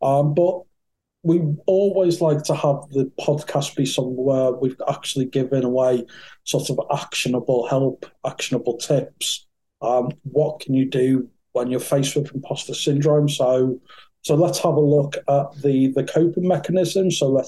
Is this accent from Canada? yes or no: no; North West England, United Kingdom; So I was brought up in Merseyside. Probably can't tell that for the accent. You probably thought I was raised in London. But no, I was raised in Merseyside, in Thatcher's Merseyside in the sort of 80s and 90s.